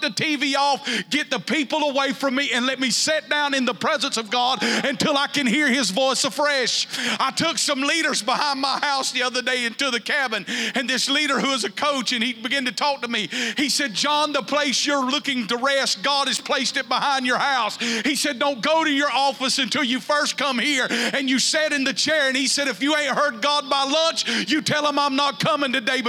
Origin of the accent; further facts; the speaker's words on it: the South, United States; growing up in the South